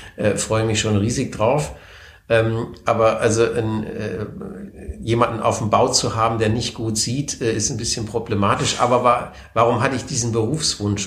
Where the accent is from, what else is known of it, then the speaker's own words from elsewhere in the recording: Konstanz, Baden-Württemberg, Germany; also born or lived in Wertheim, Baden-Württemberg / Mannheim; Ich bin die ersten zehn Jahre meines Lebens aufgewachsen in Bestenheit. Das ist ein kleiner Vorort von Wertheim am Main.